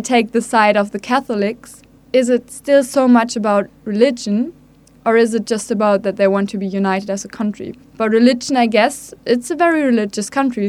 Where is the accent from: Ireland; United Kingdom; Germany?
Germany; Hamburg; I'm from Hamburg